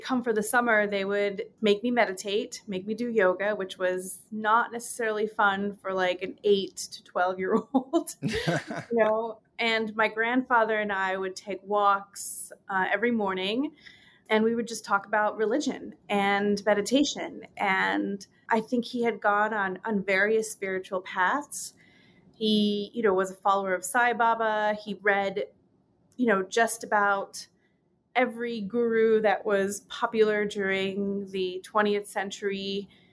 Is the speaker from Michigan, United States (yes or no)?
no; New York, United States; also born or lived in London, England / Uganda; I'm in immigrant from England, and, and my family is from Uganda. And, uh, when I was growing up in, in New York